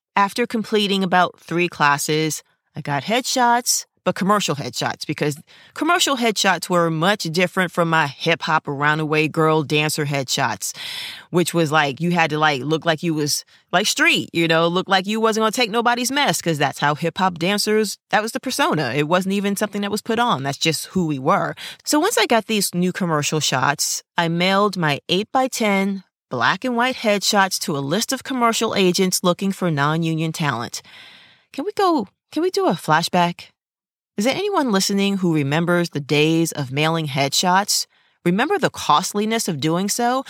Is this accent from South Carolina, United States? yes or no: no; New York City, New York, United States; moved away as an adult; now in Los Angeles, United States; being a New Yorker, a native New Yorker, characters were an everyday part of my life